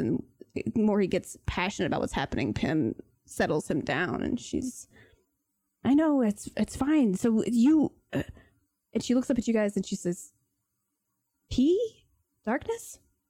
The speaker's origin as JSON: {"language": "English", "town": "Wealdstone", "region": "London", "country": "United Kingdom", "said": "I'm from Wealdstone. We all know about it now."}